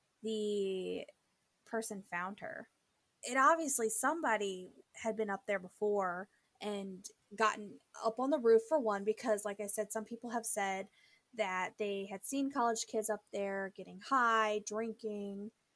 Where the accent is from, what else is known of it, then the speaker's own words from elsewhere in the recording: St. Louis, Missouri, United States; we are from St. Louis, Missouri